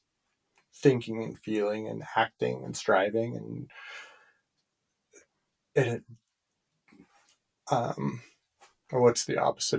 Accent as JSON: {"language": "English", "country": "United States", "said": "I'm speaking as an American"}